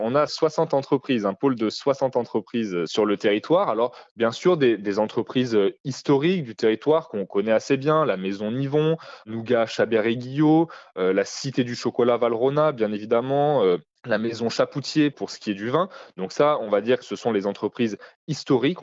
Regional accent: Lyon, Auvergne-Rhône-Alpes, France; je ne suis pas originaire à la base de la région euh, dromardèche, mais je viens de Lyon.

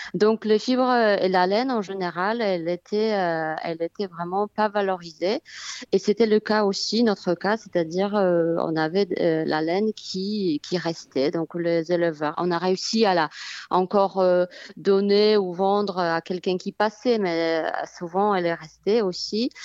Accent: Poland; also born or lived in Aude, France; now in France; dans mon pays natal, en Pologne

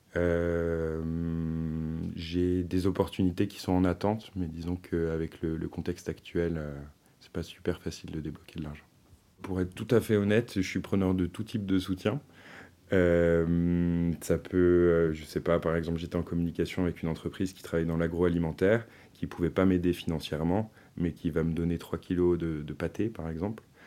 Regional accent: Finistère, South Brittany, France; moved away as an adult; also born or lived in Paris; je suis originaire de Bretagne-Sud, dans le Finistère

